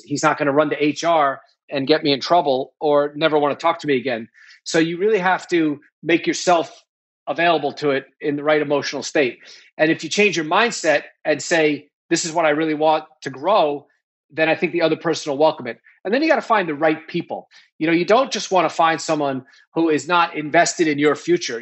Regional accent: New York, United States; also born or lived in Nashville, Tennessee; I grew up in New York

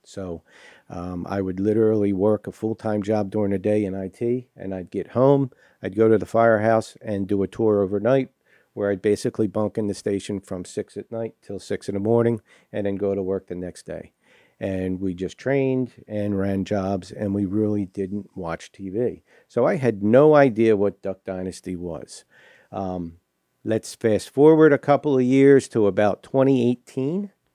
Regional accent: Southern New Jersey, United States; moved away as an adult; now in West Monroe, Louisiana, United States; I was born and raised in New Jersey.

